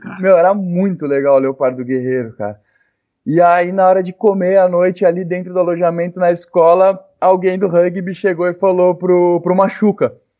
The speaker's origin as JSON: {"language": "Portuguese", "town": "Ilhabela", "region": "São Paulo", "country": "Brazil"}